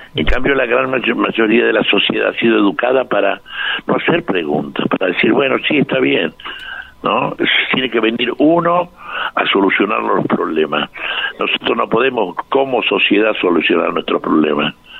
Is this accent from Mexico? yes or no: no; Argentina; somos argentinos todos